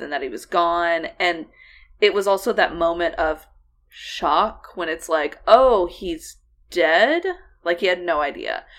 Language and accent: English; United States; also born or lived in Oklahoma / Texas; we grew up in Oklahoma and, uh, the Texas Panhandle and Texas Plains